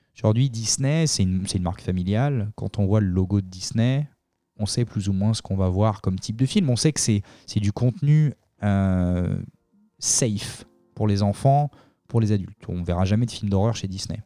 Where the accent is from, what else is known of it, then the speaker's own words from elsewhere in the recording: Solliès-Pont, Provence-Alpes-Côte d'Azur, France; moved away as an adult; now in Los Angeles, United States; je viens du sud de la France. Hein, J'ai habité à Soliespont, capitale mondiale de la figue